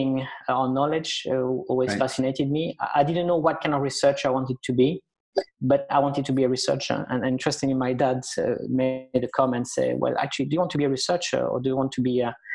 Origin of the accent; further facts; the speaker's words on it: France; moved away as an adult; also born or lived in Spain; now in United Kingdom; My parents emigrated to France when I was 4 years old. My dad was an economic migrant, and then I did all my education in France